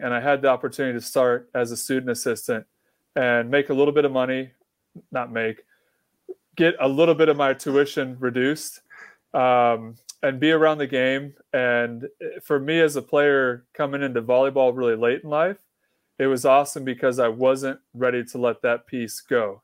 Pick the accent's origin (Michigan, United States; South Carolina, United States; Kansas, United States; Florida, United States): Kansas, United States; moved away; I grew up in Kansas where volleyball is not a thing